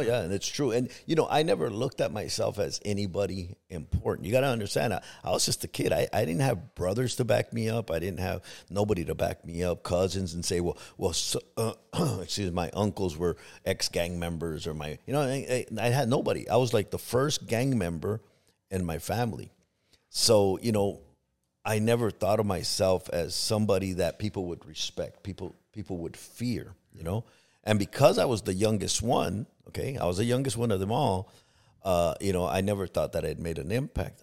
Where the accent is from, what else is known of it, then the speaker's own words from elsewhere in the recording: Los Angeles, California, United States; moved away as an adult; also born or lived in Compton / Long Beach / Tucson; now in Arizona, United States; I grew up in Harbor City, which is by, uh, Long Beach and San Pedro area